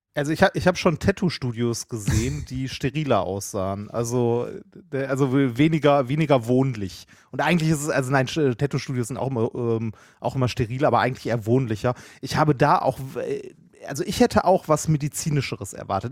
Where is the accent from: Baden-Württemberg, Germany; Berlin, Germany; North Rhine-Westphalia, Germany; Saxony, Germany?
North Rhine-Westphalia, Germany; Essen; born or raised there